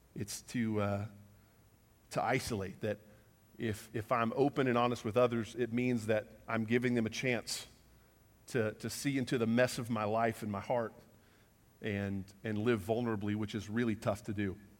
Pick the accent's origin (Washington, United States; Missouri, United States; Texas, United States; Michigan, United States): Texas, United States; Huffman; we grew up, uh, just outside of Houston, a little town called Huffman, Texas